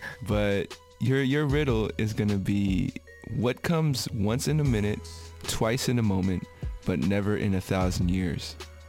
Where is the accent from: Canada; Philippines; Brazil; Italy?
Philippines; I'm Filipino, and in the Filipino culture, we're very open to the supernatural. We're all very open to mythology.